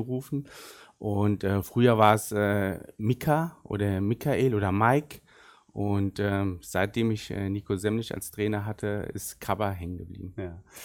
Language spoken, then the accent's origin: German; Bad Nauheim, Hesse, Germany; first language Arabic; German is a second language; also born or lived in Butzbach; Ich bin in Bad Nauheim geboren und äh, mit dem 16. Lebensjahr sind meine Eltern dann nach Butzbach gezogen und dann seitdem